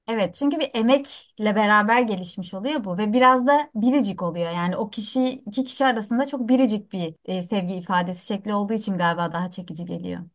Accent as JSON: {"language": "Turkish", "town": "Antakya", "region": "Hatay", "country": "Turkey", "tie": "born or raised there", "moved": "yes", "lives_now": "Istanbul, Turkey", "said": "E, ve ben orada doğdum büyüdüm."}